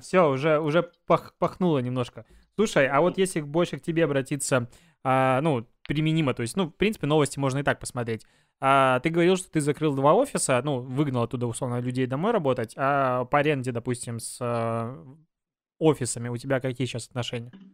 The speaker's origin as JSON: {"language": "Russian", "country": "Belarus", "moved": "yes", "lives_now": "Russia"}